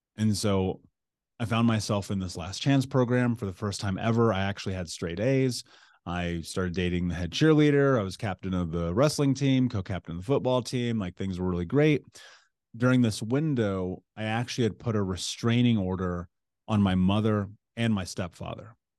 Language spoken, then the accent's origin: English; Indianapolis, Indiana, United States; I grew up in Indianapolis